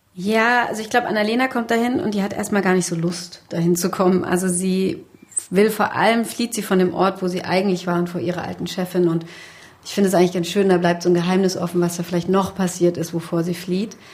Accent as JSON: {"language": "German", "region": "western Germany", "country": "Germany", "said": "ich bin aus dem Westen"}